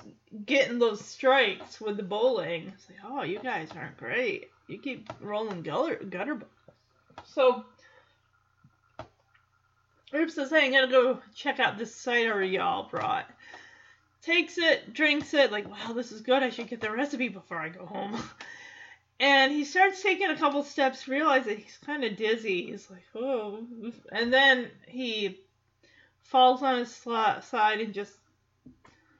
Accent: Lowell, Michigan, United States; moved away; my hometown of Lowell, Michigan

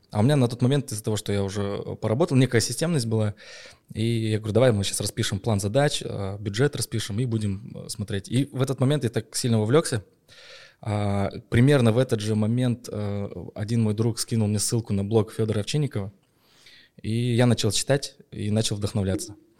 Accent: Petropavl, North Kazakhstan Region, Kazakhstan; в моем родном городе Петропавловске франшиза была куплена

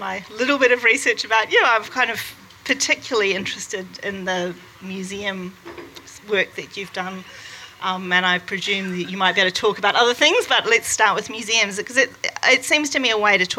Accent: New Zealand; I'm a New Zealander

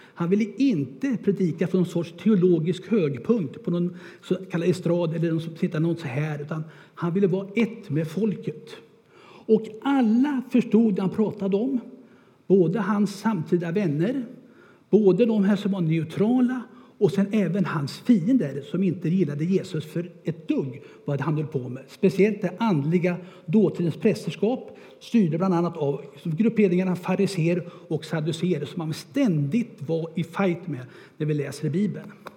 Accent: Örebro, Örebro County, Sweden; Jag är född och uppväxt där i Örebro

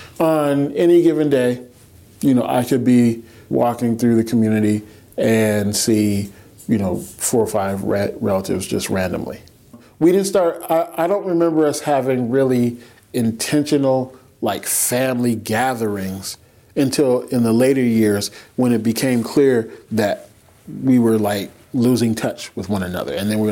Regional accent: Seattle, Washington, United States; I was born in Seattle, Washington, University Hospital. First of all, my family's from Arkansas, and they worked on a farm.

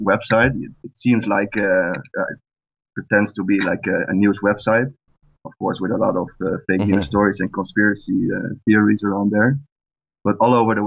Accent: Netherlands; I'm from the Netherlands

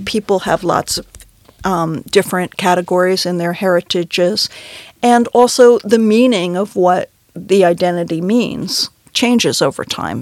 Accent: New York City, New York, United States; I grew up in New York City

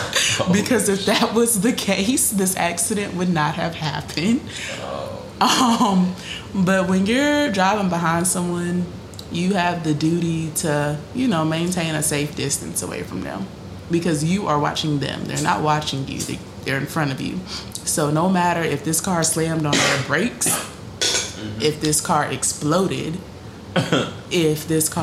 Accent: Greensboro, North Carolina, United States; I'm from Greensboro.

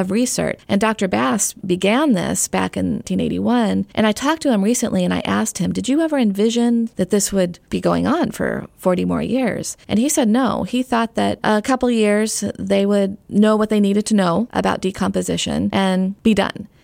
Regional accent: Arizona, United States; now in Knoxville, United States; I grew up in Arizona

